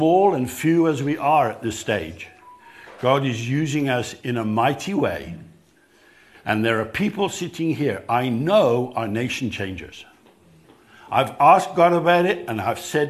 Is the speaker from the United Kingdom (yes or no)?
yes; England, United Kingdom; moved away as an adult; now in South Africa; I grew up in England